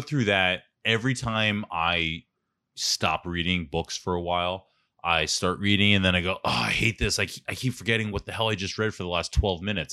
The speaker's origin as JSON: {"language": "English", "town": "Philadelphia", "region": "Pennsylvania", "country": "United States", "also_born_or_lived": "Stamford, Connecticut", "accent": "Philly", "moved": "as an adult", "said": "it took a month for people to hook onto my accent. I never realized how Philly I was"}